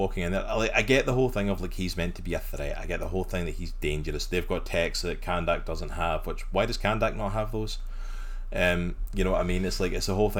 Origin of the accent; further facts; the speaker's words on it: Scotland, United Kingdom; now in United States; I'm not American, I'm Scottish. I live here in the States.